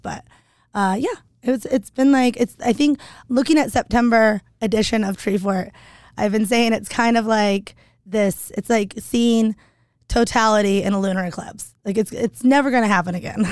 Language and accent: English; Hickory, North Carolina, United States; now in Boise, United States; Small town called Hickory